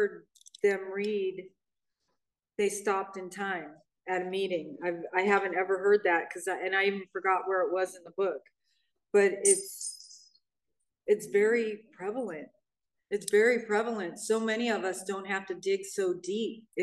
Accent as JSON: {"language": "English", "town": "Hermosa Beach", "region": "California", "country": "United States", "tie": "born or raised there", "lives_now": "Redondo Beach, United States", "said": "I grew up in Hermosa Beach, which is right next to Manhattan, or Redondo Beach, where I live now."}